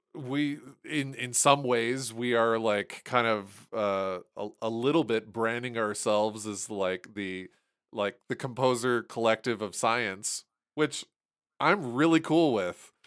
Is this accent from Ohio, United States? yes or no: yes; Toledo, Ohio, United States; moved away; I was born in Toledo.